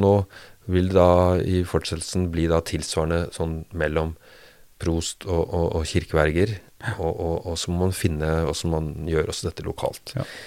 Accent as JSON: {"language": "Norwegian", "town": "Bærum", "region": "Akershus", "country": "Norway", "tie": "born or raised there", "also_born_or_lived": "Rjukan, Telemark / Hallingdal", "moved": "yes", "lives_now": "Drammen, Norway"}